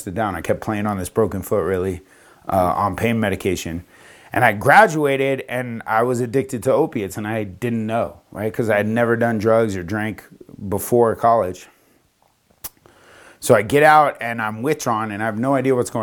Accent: Florida, United States; moved away as an adult; also born or lived in New York / Las Vegas / Denver; I was from Florida. I went to school in New York. I came back to Florida

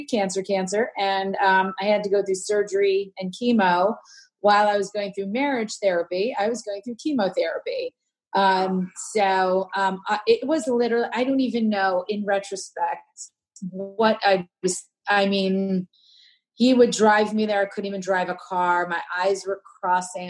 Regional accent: Princeton, New Jersey, United States; I grew up in Princeton, New Jersey

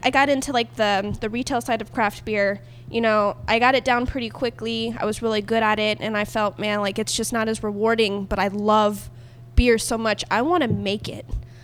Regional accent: Ocala, Florida, United States; born or raised there; also born or lived in Gainesville; now in Tampa, United States

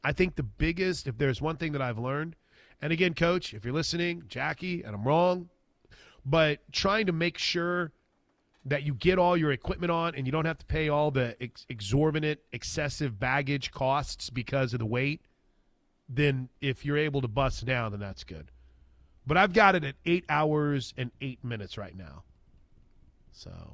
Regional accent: Wood River, Illinois, United States; moved away; I grew up in Illinois. Um, the Wood River, Illinois is my hometown.

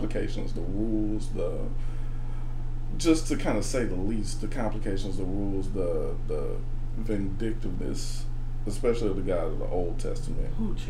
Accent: Birmingham, Alabama, United States; moved away as an adult; now in Nashville, United States; I'm from Birmingham

